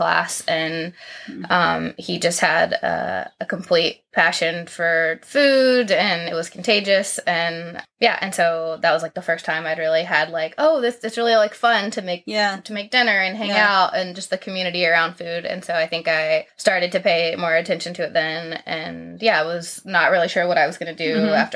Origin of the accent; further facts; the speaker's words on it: Tennessee, United States; moved away as an adult; now in Owako (?), Ohio, United States; I grew up in Tennessee